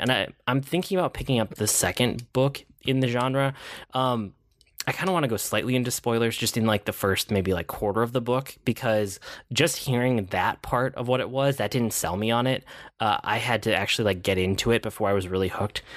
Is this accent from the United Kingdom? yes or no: no; Minnesota, United States; as a Minnesotan